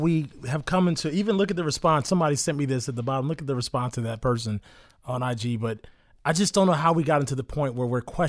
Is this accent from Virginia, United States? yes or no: yes; Virginia, United States; I'm from Virginia, so, you know, we say ignorant, everything.